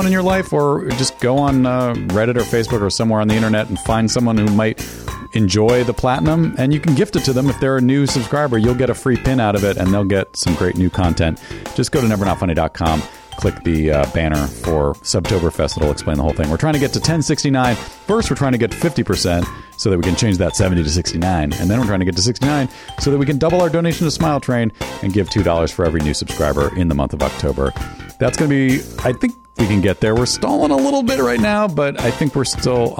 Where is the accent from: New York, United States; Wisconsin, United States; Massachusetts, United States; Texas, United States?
New York, United States; I'm from New York